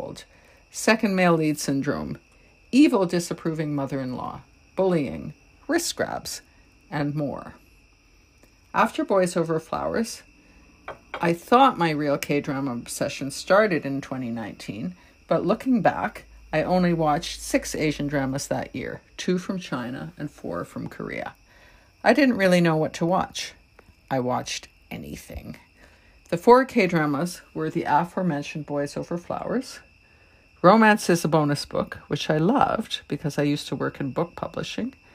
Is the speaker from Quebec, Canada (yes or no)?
no; Toronto, Ontario, Canada; I'm from Toronto, Canada